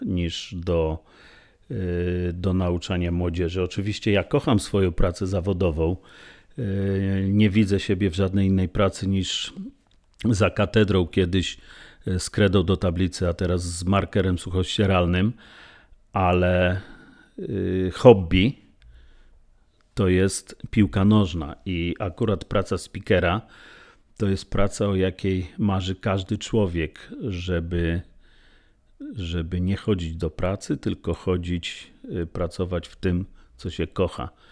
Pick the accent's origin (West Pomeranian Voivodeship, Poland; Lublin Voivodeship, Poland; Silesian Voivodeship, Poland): Lublin Voivodeship, Poland; Lublin; Czyli jestem chłopakiem z Kaliny, rdzennym lublinianinem